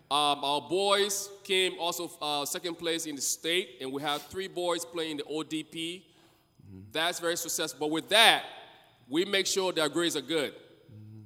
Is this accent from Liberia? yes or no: yes; Liberia; now in United States; I'm originally from Liberia, my wife and I, and we came here as refugee.